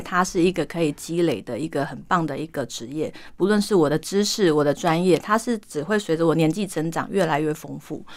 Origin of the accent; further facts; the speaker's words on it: southern Taiwan, Taiwan; moved away as an adult; now in Taipei, Taiwan; 我是土生土长的南部小孩嘉义人